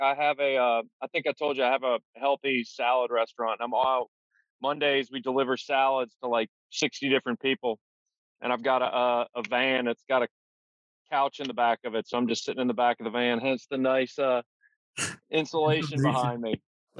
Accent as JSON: {"language": "English", "town": "Baton Rouge", "region": "Louisiana", "country": "United States", "said": "I'm from Baton Rouge, Louisiana."}